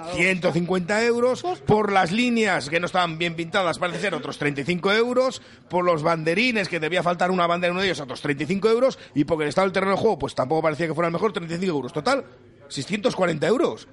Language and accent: Spanish; Valladolid, Castile and León, Spain; somos de Valladolid